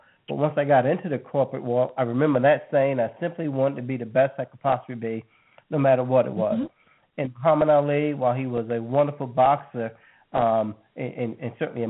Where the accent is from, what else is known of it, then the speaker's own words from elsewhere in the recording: New York City, New York, United States; I was born in Jamaica, Queens, New York. I was one of eight children, a family of 10.